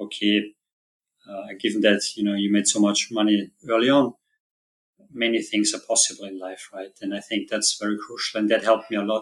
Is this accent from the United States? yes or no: no; Austria; I'm originally from Austria